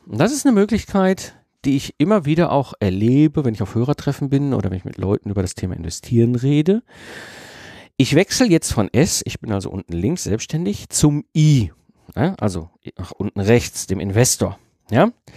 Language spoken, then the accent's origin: German; Ruhr area, North Rhine-Westphalia, Germany; ich wurde halt als Kind im Ruhrpott in E hineingeboren. Ne? Also, ne, wenn du im Ruhrpott groß wirst